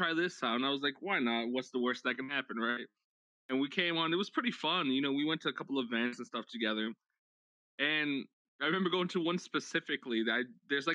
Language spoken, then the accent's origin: English; New York, United States; I'm Puerto Rican and Guatemalan. I was raised in New York